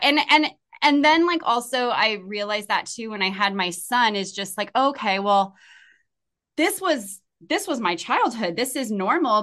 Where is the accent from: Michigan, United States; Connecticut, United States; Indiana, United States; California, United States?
California, United States; I come from California